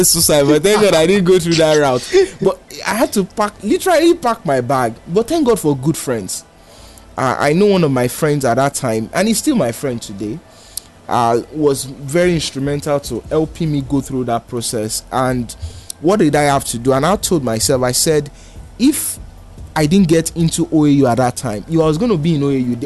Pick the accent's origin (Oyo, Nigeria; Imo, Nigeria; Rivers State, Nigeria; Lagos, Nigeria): Lagos, Nigeria; I grew up in Oshodi.